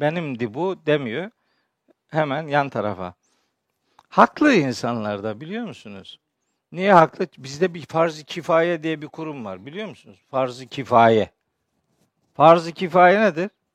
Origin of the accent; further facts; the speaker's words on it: Çaykara, Trabzon, Turkey; Ben biliyorsunuz Trabzonluyum, Çaykaralıyım